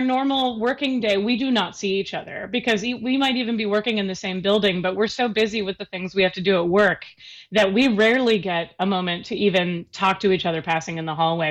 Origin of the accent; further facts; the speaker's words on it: Seattle, Washington, United States; I grew up in the Seattle area